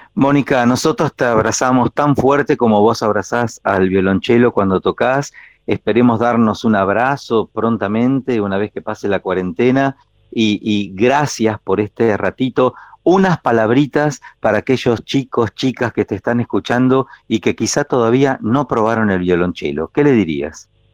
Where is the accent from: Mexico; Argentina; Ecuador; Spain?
Argentina; the interior; moved away; nosotros de chiquito en el interior decíamos cowboys